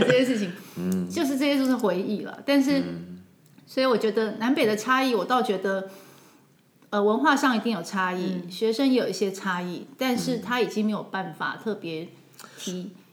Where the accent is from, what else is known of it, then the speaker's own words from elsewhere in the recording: Taipei, Taiwan; moved away as an adult; also born or lived in southern Taiwan (Zuoying, Kaohsiung); now in Kaohsiung, Taiwan; 三十八年都在台北